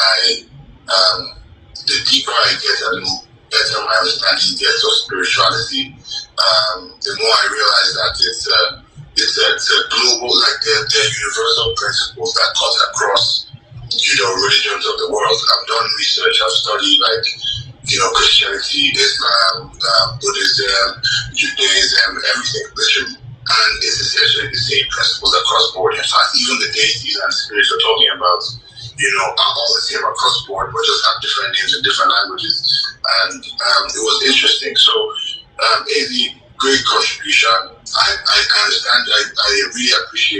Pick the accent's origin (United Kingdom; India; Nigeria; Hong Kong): Nigeria; moved away as an adult; also born or lived in United States / Canada; I'm Nigerian, Igbo